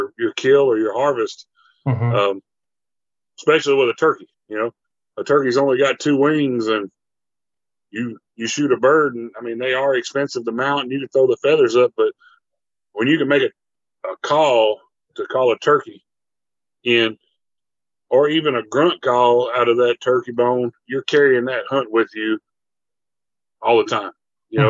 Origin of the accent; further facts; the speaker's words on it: Minden, Louisiana, United States; also born or lived in Idaho; I grew up in Minden, Louisiana.